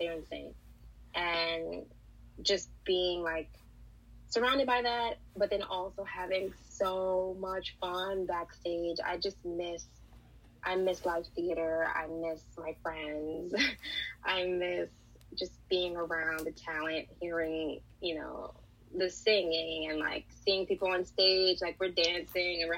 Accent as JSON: {"language": "English", "town": "New York City", "region": "New York", "country": "United States", "said": "I'm from New York, I'm from Brooklyn"}